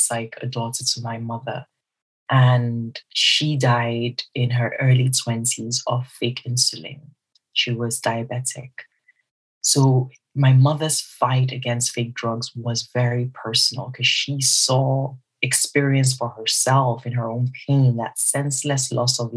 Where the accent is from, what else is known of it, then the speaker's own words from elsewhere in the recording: Southeast Nigeria, Nigeria; I am Nigerian, and I'm also Igbo within Nigeria, some southeast of Nigeria